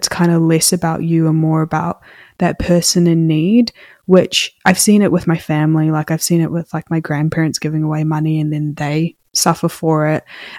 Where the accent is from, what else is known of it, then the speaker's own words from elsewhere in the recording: India; And, you know, I'm also an Indian woman, if you didn't know.